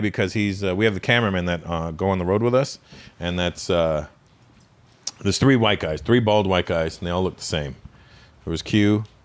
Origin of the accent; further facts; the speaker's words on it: Ontario, Canada; I'm from Ontario, Canada